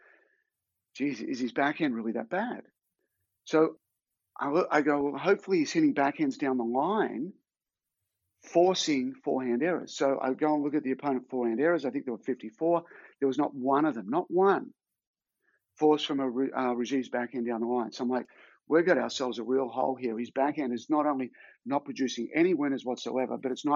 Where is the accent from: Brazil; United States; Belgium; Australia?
Australia; my hometown in Australia